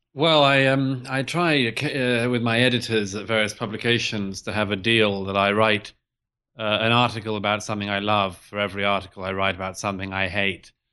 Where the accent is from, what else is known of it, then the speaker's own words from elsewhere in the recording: United Kingdom; the U K in particular, where I'm from, as I'm sure your listeners can tell from my accent.